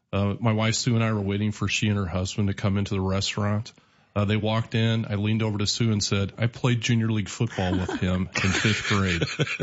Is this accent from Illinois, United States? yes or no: yes; Decatur, Illinois, United States; It's a personal thing for me since I grew up here. This is my hometown